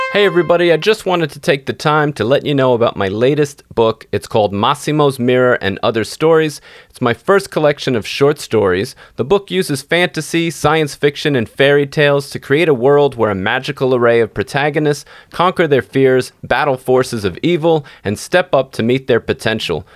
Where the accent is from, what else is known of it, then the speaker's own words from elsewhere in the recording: New York City, New York, United States; moved away as an adult; now in Tennessee, United States; I'm from New York City too